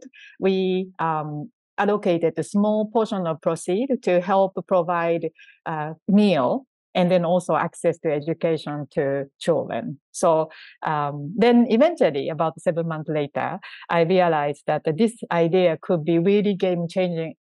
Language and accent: English; Japan; I was born in Japan and grew up in Japan